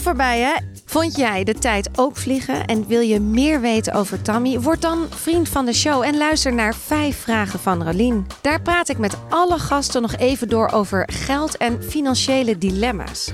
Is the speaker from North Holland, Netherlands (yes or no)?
yes; Amsterdam, North Holland, Netherlands; Ik kom uit Amsterdam